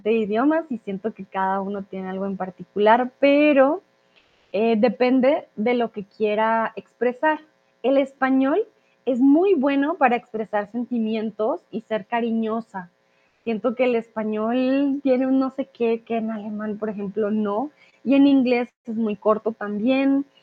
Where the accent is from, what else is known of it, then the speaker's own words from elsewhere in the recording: Colombia; Y aquí, cuando digo que soy de Colombia, es como, hmm